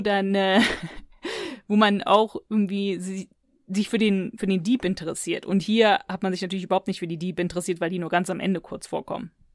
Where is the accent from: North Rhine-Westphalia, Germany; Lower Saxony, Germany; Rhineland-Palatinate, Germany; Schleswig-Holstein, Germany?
North Rhine-Westphalia, Germany; near Cologne; ich bin aufgewachsen in der Nähe von Köln